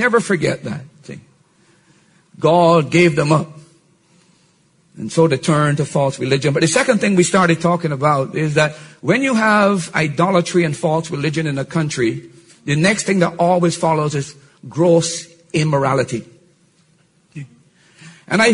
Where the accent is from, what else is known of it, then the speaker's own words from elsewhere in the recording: Barbados; I'm from Barbados. 70% of our people are born out of wedlock.